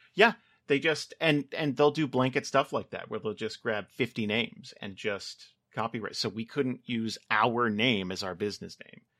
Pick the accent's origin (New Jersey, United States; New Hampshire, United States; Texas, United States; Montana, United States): New Jersey, United States; moved away as an adult; now in California, United States; I grew up in Jersey, so I worked a lot of warehouse jobs